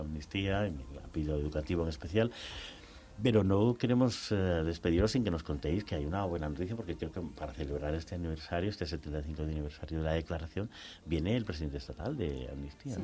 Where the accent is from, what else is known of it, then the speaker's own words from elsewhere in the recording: Spain; lo vivimos en nuestra carne propia como españoles, españolas